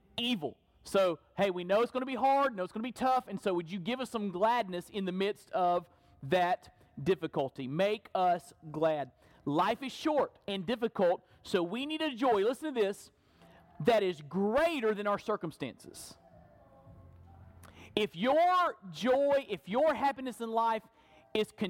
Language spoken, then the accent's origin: English; Perry, Florida, United States; growing up in Burton Baptist Church in Perry, Florida.